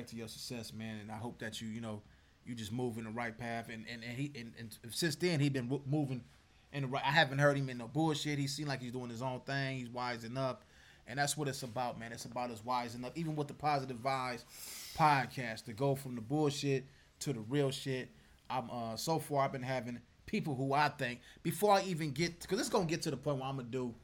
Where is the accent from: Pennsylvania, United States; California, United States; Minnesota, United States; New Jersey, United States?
California, United States; Compton; I'm from Bompton